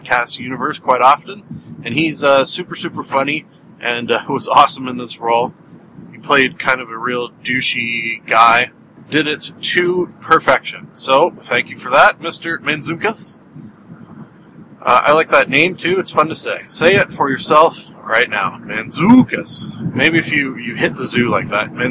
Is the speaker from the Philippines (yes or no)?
no; Canada; I am Canadian